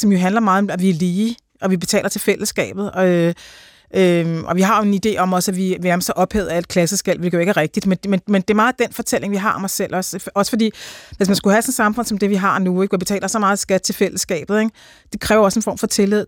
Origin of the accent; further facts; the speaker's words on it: Denmark; jeg, som dansker